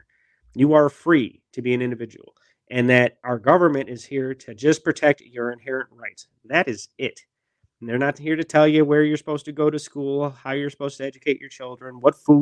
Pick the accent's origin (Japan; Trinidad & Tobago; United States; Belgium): United States; Milwaukee, Wisconsin; I grew up in Milwaukee, Wisconsin, and my high school was actually a very small vocational school